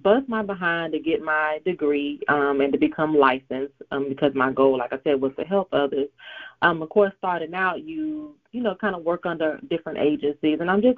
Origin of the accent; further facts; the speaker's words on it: Augusta, Georgia, United States; I am from Augusta, Georgia, born and raised, a military brat, but I kind of got settled in Augusta, Georgia at 11, so I can say that I am from Augusta, Georgia